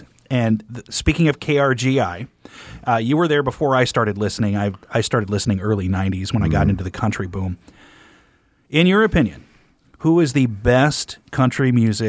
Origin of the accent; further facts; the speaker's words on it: Kearney, Nebraska, United States; I grew up in Kearney